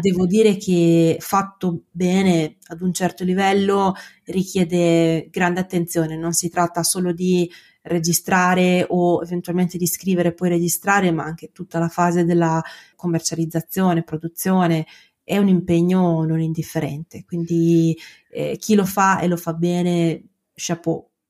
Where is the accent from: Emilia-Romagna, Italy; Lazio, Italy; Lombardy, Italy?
Emilia-Romagna, Italy; Bologna; accent: Emilian-Romagnol; sono un avvocato, sono di Bologna